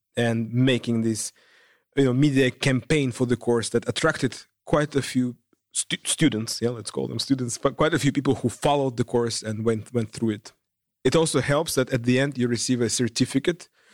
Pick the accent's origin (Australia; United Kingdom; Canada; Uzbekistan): Uzbekistan; moved away as an adult; now in Netherlands; I come from Uzbekistan, a Central Asian country